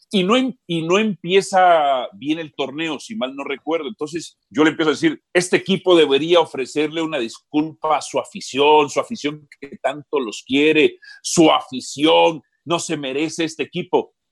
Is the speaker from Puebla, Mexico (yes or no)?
no; Guadalajara, Jalisco, Mexico; Yo soy de las chivas, yo soy de Guadalajara.